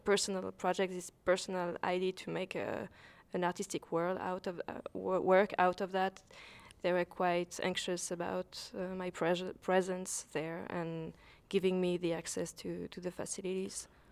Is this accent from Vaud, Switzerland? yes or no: yes; Lausanne, Vaud, Switzerland; I'm a Swiss-based photographer. I was born in Lausanne, Switzerland.